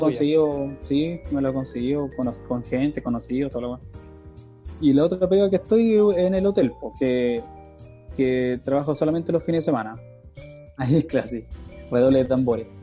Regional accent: Chile; moved away as an adult; now in Canada; En Chile tenía una vida relativamente

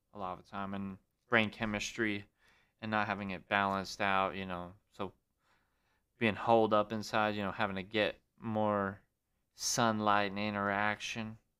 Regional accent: Great Falls, Montana, United States; Filmed it back in my hometown. Had to go back to Great Falls, my own Montana

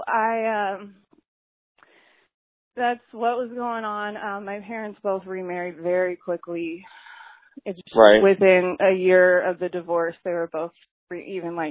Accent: Texas, United States; I didn't really fit in Texas. I'm from Texas

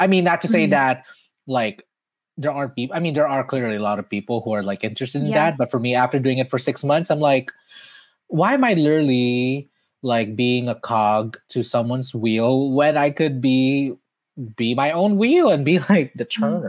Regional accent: Philippines; now in Los Angeles, United States; I've been here for 20 years since I immigrated from the Philippines.

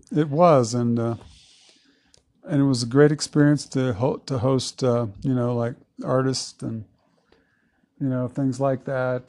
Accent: Southeast Texas, United States; moved away as an adult; now in Lake City, United States; I'm from Southeast Texas. Mm-hmm. I uh, was born and raised down there on the family farm in the Big Thicket

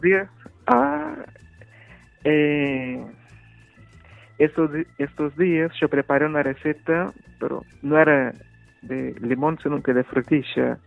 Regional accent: Minas Gerais, Brazil; Spanish is a second language; moved away as an adult; yo soy de Minas Gerais

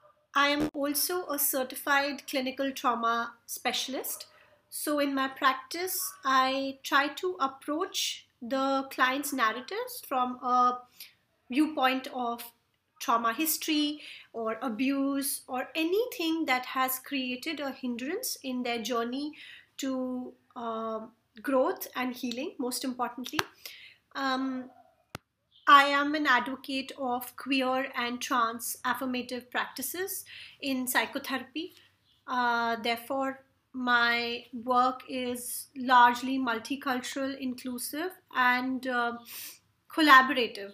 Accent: India; I come from India

